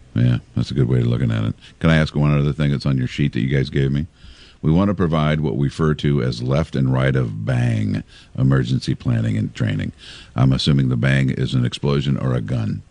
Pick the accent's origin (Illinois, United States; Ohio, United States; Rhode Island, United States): Illinois, United States; Pekin; when i was a little boy growing up in Pekin